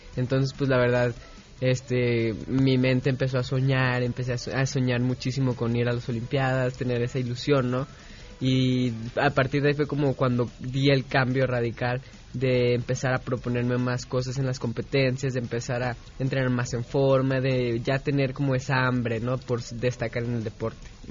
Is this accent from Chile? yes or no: no; Guadalajara, Jalisco, Mexico; Sí, nací en Guadalajara